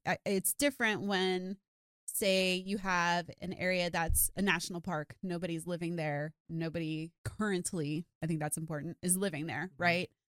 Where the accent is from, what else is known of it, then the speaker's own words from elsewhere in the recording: South Florida, United States; I grew up in South Florida and I grew up snorkeling